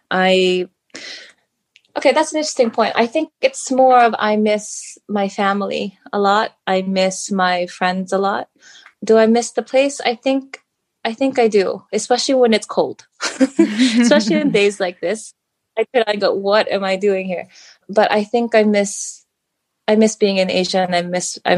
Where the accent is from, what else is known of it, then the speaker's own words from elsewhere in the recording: United States; born there; now in United Kingdom; I was born in the US, but we moved around a lot growing up as a kid. I've lived in a few different places, but because my family is Filipino